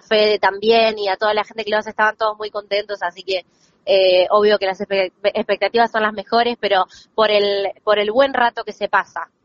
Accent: La Plata, Buenos Aires Province, Argentina; moved away; soy platense, yo nací y me crié allá

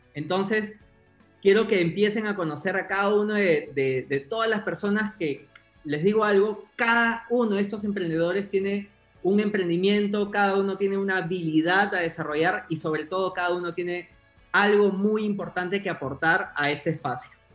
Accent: Peru; yo soy peruano, peruano soy publicista de profesión

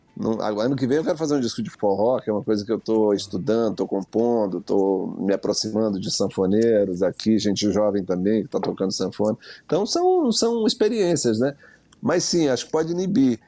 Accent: Maranhão, Brazil; Sou do Maranhão, ouvi música popular de rua, né?

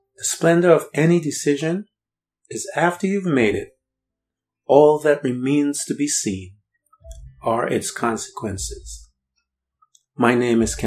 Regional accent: Guyana; As a young boy, I grew up in Guyana

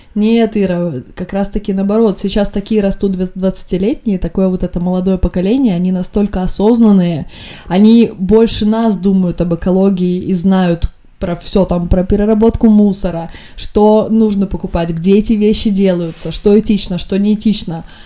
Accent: Estonia; я из Эстонии

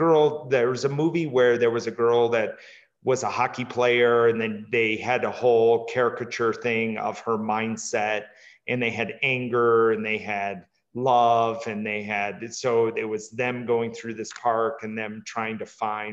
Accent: Midwest, United States; I grew up in the Midwest

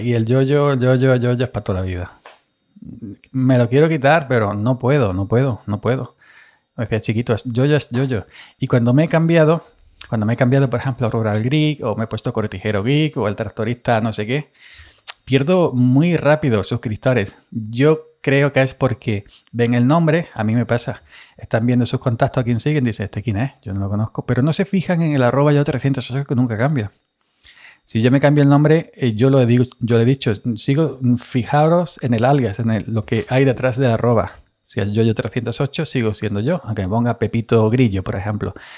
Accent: Andalusia, Spain; soy andaluz

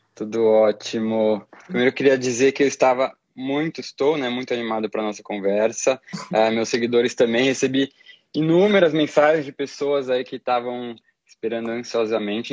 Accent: Brazil; em nós como brasileiros

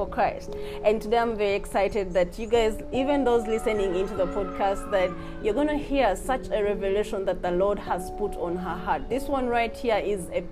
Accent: Uganda; I love my home country too

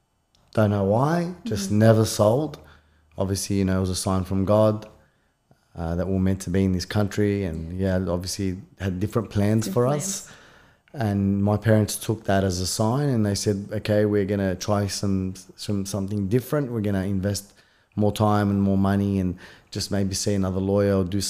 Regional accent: Punchbowl, New South Wales, Australia; I think, we came here, you know, obviously son of an immigrant. So kind of growing up in Punchbowl, I would say I was very colourful.

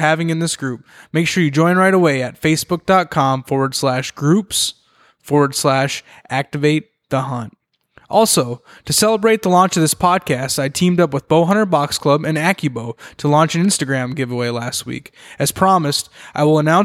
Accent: central Minnesota, United States; also born or lived in Twin Cities, Minnesota; I grew up in central Minnesota

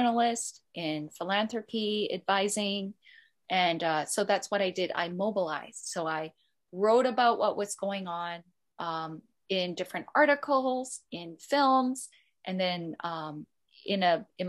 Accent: Canada; now in Hong Kong; I'm more Canadian in some ways, and I struggled with my Korean identity

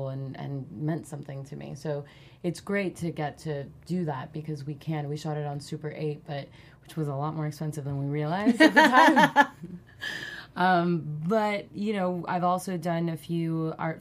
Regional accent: Miami, Florida, United States; I grew up in Miami

